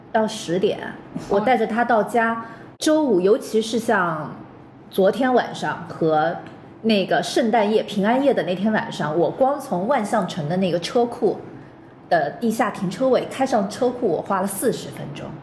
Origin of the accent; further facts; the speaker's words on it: Jixi, Anhui, China; now in Shanghai, China; 我们家是在，古时候称徽州，现在是在黄山那边的一个小城，叫做绩溪